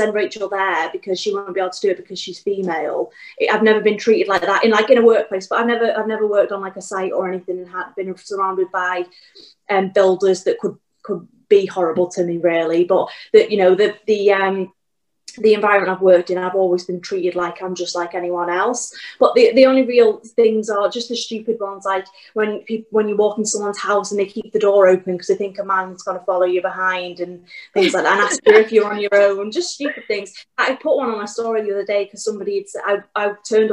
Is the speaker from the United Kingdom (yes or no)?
yes; Wales, United Kingdom; I'm from Wales